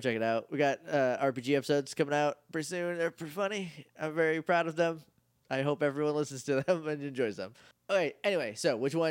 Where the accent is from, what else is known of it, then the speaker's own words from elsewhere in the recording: New Jersey, United States; Coincidentally, I grew up near Hackensack in New Jersey.